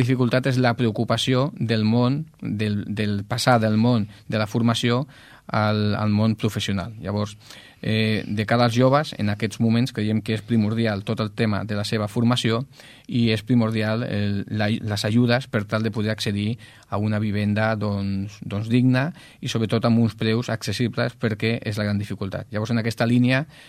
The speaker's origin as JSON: {"language": "Catalan", "town": "Ripollet", "region": "Catalonia", "country": "Spain", "tie": "born or raised there", "said": "el poble on vas néixer doncs, s'està doncs, transformant"}